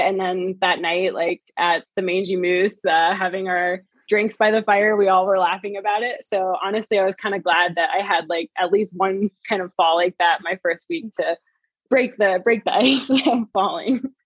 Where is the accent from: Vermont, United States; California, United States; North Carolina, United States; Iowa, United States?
Vermont, United States; moved away as an adult; also born or lived in New York City; now in Park City, United States; I grew up in Vermont